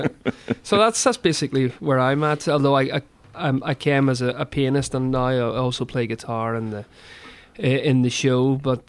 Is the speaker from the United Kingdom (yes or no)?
yes; Northern Ireland, United Kingdom; the choir was set up out of a tragedy in my hometown with the Troubles in Northern Ireland back in 1998